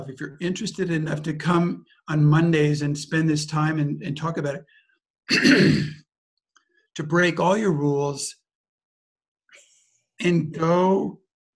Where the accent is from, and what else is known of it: United States; moved away; also born or lived in Germany / Austria / France